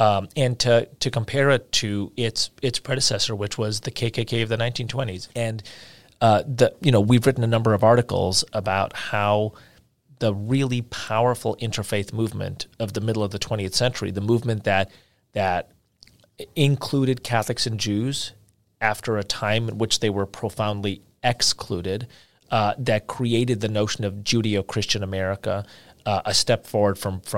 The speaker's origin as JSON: {"language": "English", "country": "India", "said": "you know, I'm from India and I've spent months there over the course of my life"}